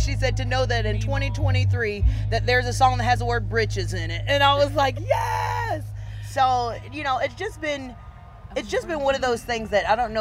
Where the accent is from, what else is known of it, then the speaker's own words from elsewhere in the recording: Mississippi, United States; we're from Mississippi